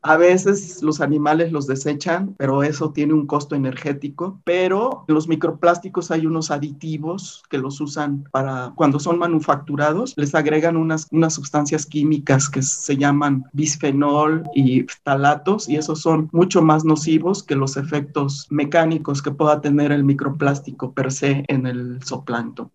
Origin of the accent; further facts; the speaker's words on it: Manzanillo, Colima, Mexico; yo nací en Manzanillo, Colima